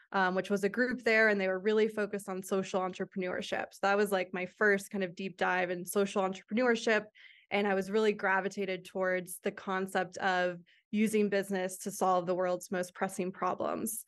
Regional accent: Phoenix, Arizona, United States; moved away as an adult; also born or lived in Santa Clara; I grew up in Phoenix, Arizona

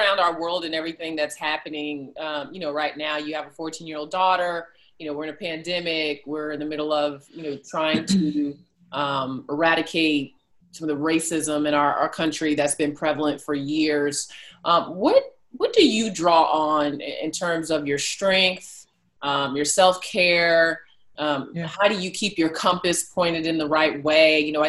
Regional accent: Boston, Massachusetts, United States; born there; I was born in Boston. My family is from Boston.

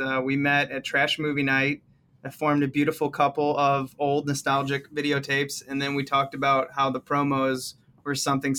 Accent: Missouri, United States; now in Chicago, United States; I'm from Missouri.

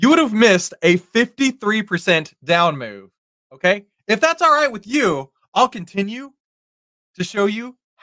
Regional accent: Texas, United States; I live born and raised in Texas

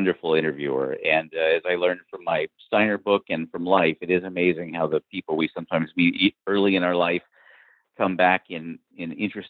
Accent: Southern California, United States; I grew up in Southern California with the film industry around me

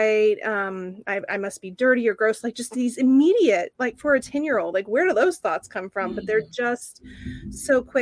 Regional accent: Oklahoma, United States; now in San Francisco, United States; when I was little, you know, about 5 years old, growing up in Oklahoma

